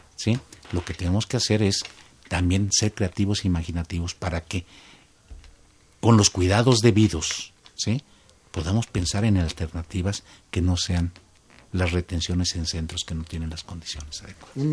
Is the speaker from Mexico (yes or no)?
yes; Mexico